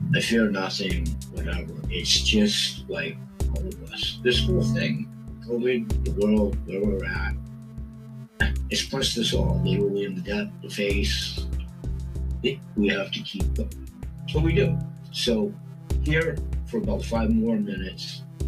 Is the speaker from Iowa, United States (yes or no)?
no; Portland, Maine, United States; my own community, my hometown, where I grew up, the rich heritage that Portland, Maine has